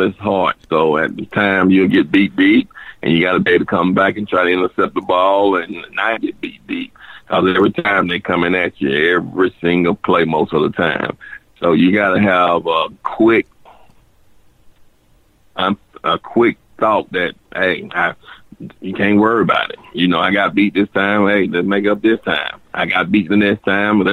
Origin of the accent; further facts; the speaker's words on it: Dothan, Alabama, United States; I'm from Dothan